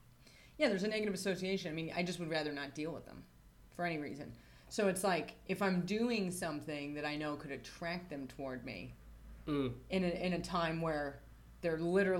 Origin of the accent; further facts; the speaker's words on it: United States; moved away; I'm from America